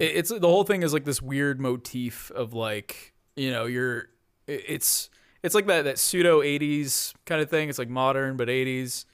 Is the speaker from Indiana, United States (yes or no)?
no; Orange County, California, United States; I am a Californian. I've been here my whole life.